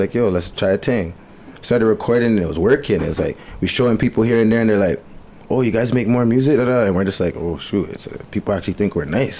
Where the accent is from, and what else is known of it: Bowmanville, Ontario, Canada; born or raised there; also born or lived in Etobicoke / Malton